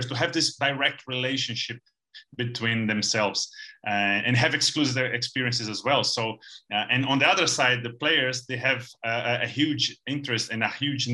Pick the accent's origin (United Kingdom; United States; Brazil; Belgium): Brazil; we're from Brazil